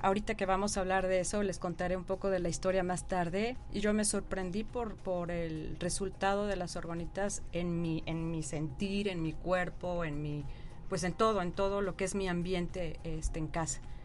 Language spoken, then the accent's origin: Spanish; Mexico City, Mexico; soy nacida del DF